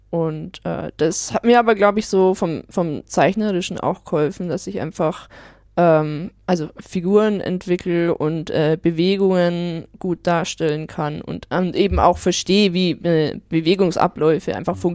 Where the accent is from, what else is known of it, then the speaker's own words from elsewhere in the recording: Marktredwitz, Bavaria, Germany; Ich komme äh, aus Oberfranken, aus Marktredwitz stamme ich ursprünglich alles klar.